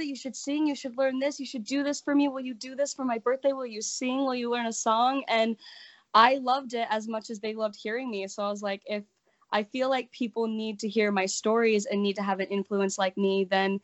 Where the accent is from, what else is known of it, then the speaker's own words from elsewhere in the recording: Utah, United States; I am born and raised in Utah